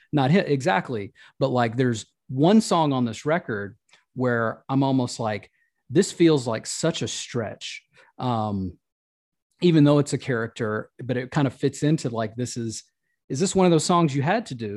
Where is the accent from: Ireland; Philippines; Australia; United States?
United States; the South; the people that I'm connected to culturally as a Southerner